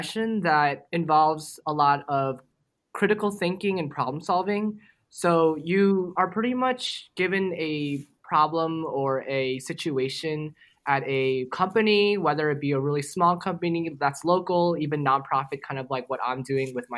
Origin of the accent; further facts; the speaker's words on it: Jericho, New York, United States; moved away as an adult; now in Nashville, United States; I'm originally from Jericho, New York, which is a small suburb outside New York City